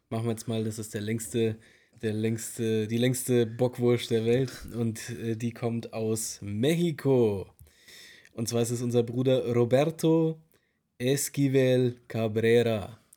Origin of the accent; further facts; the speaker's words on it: Germany; Wir sind Deutsche. In Deutschland.